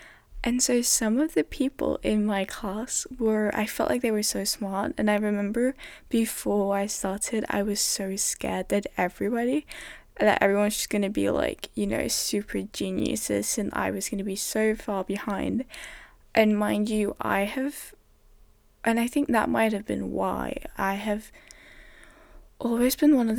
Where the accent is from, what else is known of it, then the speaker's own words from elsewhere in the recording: Denmark; first language Danish; English is a second language; I came from a system where everything was in Danish, everything was in my mother tongue. I had never ever been taught in English ever.